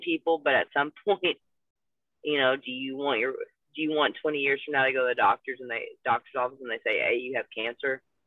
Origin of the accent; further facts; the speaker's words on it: Louisville, Kentucky, United States; it's in my hometown